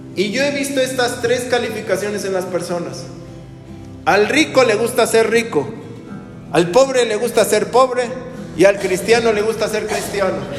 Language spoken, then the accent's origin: Spanish; Mexico